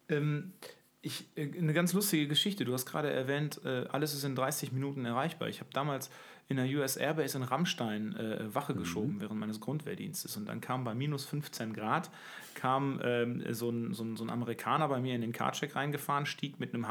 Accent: Ruhr area, North Rhine-Westphalia, Germany; ich aus dem Ruhrgebiet komme

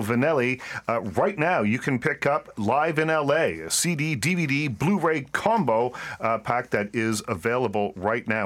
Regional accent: Canada; growing up in Canada

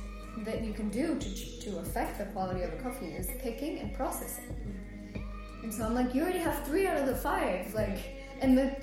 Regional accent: Guatemala; moved away; also born or lived in London; I grew up in Guatemala, and my family have had a coffee farm for 4 generations

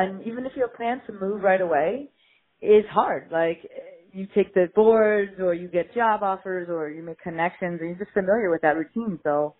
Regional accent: New Jersey, United States; moved away as an adult; also born or lived in New York City, United States; now in Redondo Beach, United States; I'm originally from New Jersey, but I... spent the last eight, nine years in New York, as I went to PT school

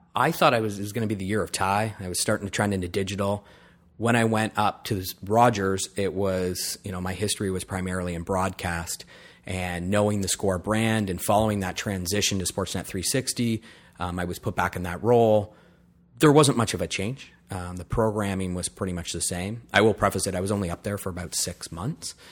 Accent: Lion's Head, Ontario, Canada; also born or lived in Wiarton, Ontario; I was born in Wyerton, um, and then, yeah, born and raised in Lineshead

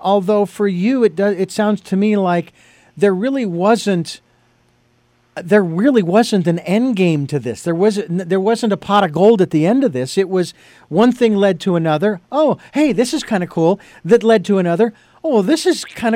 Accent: Phoenix, Arizona, United States; I'm originally from Phoenix

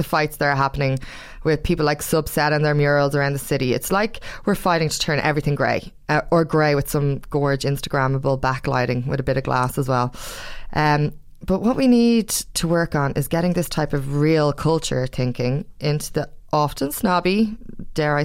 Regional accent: Ireland; as Irish people, we're lauded for our culture

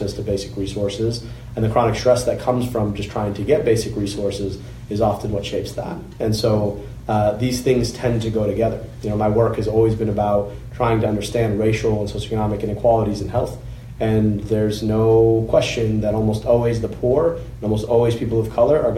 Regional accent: Oakland County, Michigan, United States; I grew up in Oakland County

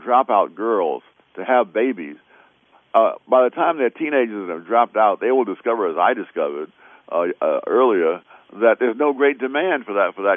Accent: New York City, New York, United States; I grew up in Harlem ages ago

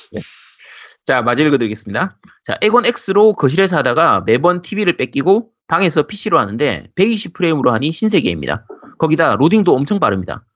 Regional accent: Busan, South Korea; moved away; also born or lived in Gyeongsang Province / Seoul; 원래 고향이 부산이고, 제가 40, 제가 40년 인생 중에서 한 25년 정도는 부산에서 살았어요.

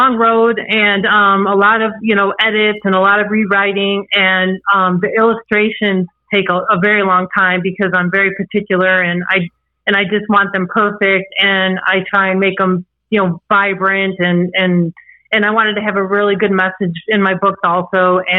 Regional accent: Antioch, Illinois, United States; also born or lived in Chicago; I'm actually originally from Chicago, Illinois. As you can probably hear, I don't have an accent. But I was originally from Chicago, Illinois, and we had moved from Chicago to a small town called Antioch in Illinois. And we moved there when I was 6 years old.

